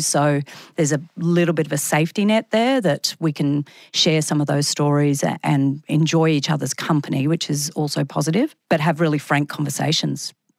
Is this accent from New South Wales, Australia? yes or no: no; Brisbane, Queensland, Australia; also born or lived in Sydney; I came back to Brisbane from Sydney.